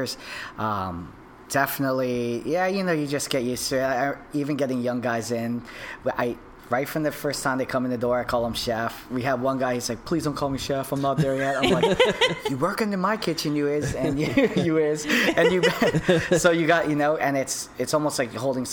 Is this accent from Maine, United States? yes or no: no; Orlando, Florida, United States; also born or lived in New Jersey / Las Vegas; we came down to Florida, and I grew up here in Orlando. Went to Winter Park High School